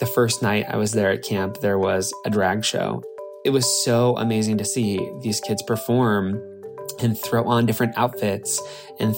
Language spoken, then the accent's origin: English; Nebraska, United States; As a little queer kid growing up in Nebraska